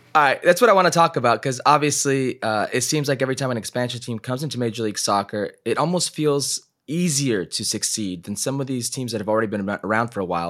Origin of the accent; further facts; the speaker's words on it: Las Vegas, Nevada, United States; growing up in Vegas